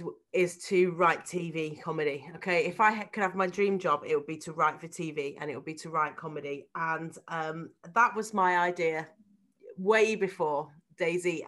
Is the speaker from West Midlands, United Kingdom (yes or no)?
yes; Harvington, West Midlands, United Kingdom; This is literally us growing up in Harvington.